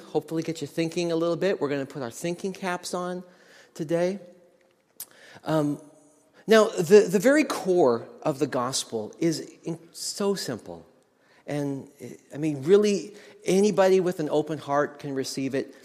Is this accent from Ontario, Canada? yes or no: no; Nelson, British Columbia, Canada; I went to a music college in my hometown of Nelson, British Columbia.